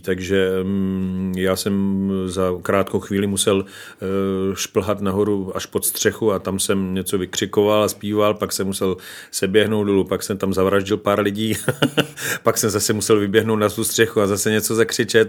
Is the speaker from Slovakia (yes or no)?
yes; Slovakia; now in Czech Republic; jsem samozřejmě ze Slovenska, z Tater